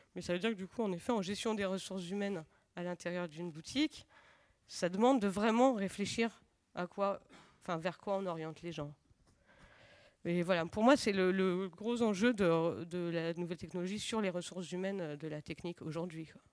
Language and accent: French; Lyon, Auvergne-Rhône-Alpes, France; je viens de Lyon